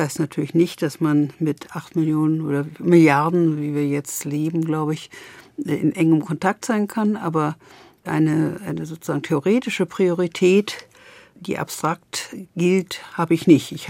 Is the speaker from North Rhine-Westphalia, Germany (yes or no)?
no; Berlin, Germany; Berlinerin und ich bin auch Deutsche und ich bin auch Europäerin.